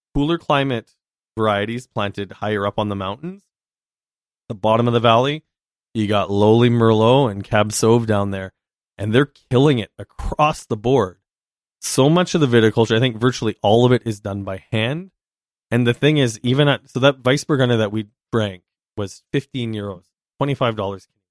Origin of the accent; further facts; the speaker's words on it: Yellowknife, Northwest Territories, Canada; I was born in Yellowknife.